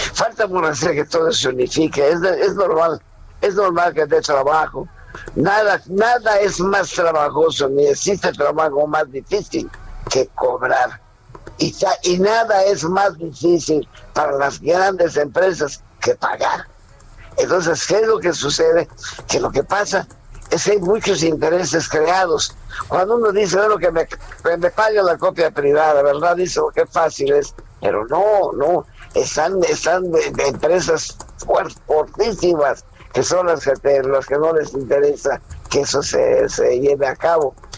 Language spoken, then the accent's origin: Spanish; Mérida, Yucatán, Mexico; a los 12 años comienzo a trabajar en Mérida, Yucatán, con un grupo infantil, con un grupo de puros muchachos de mi edad